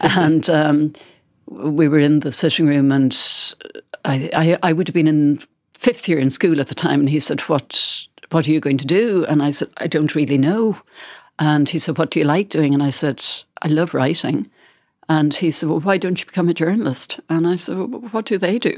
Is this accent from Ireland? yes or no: yes; Bandon, Munster, Ireland; moved away; I went to Bandon to do a book signing s-, session in my hometown